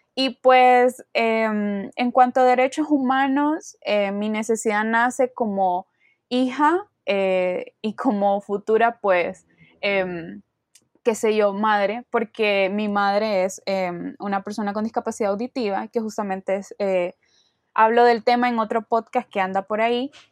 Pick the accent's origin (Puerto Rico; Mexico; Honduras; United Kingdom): Honduras; soy de Honduras, tengo 21 años